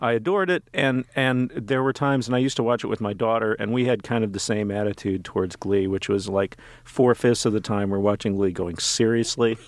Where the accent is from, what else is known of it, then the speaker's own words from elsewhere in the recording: Texas, United States; I grew up in Texas